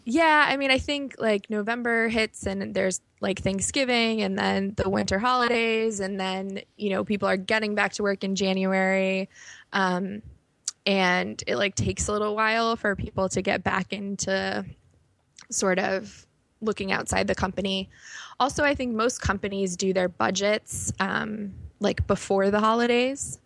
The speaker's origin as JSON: {"language": "English", "town": "Chicago", "region": "Illinois", "country": "United States", "tie": "born or raised there", "also_born_or_lived": "New York", "moved": "as an adult", "said": "I grew up in Chicago."}